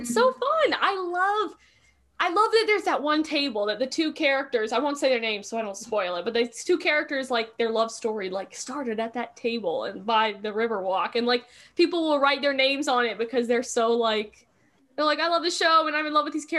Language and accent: English; Mooresville, North Carolina, United States; it was filmed in Mooresville